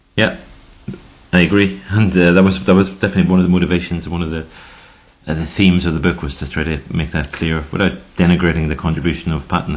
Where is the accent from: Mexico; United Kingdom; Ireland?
Ireland; now in Switzerland; I'm from Ireland